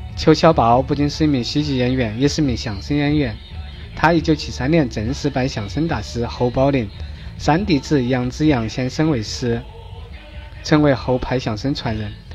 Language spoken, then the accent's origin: Chinese; Chongqing, China; 作为重庆人的我的整个童年